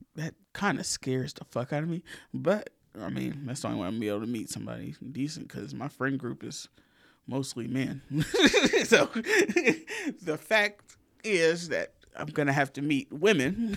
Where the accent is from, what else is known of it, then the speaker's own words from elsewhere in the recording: the South, Southern United States, United States; accent: country; We are still Southerners